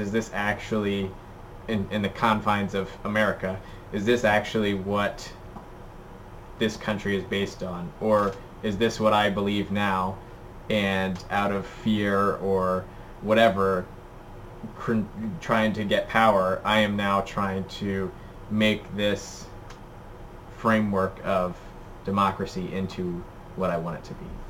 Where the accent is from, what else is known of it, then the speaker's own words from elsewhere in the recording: United States; as an American